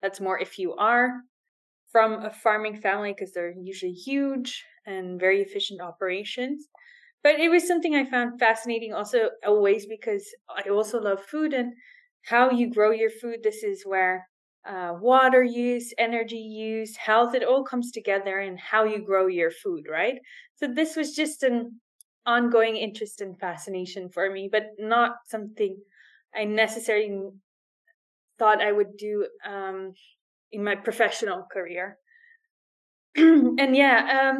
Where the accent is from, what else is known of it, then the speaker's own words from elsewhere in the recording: Netherlands; moved away as an adult; now in Dubai, United Arab Emirates; I'm from the Netherlands